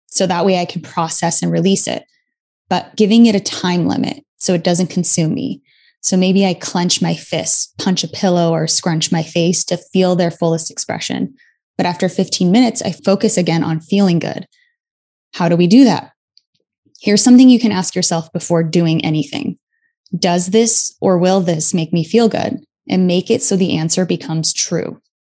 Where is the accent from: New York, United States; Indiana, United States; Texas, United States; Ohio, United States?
New York, United States; New York City; being a New Yorker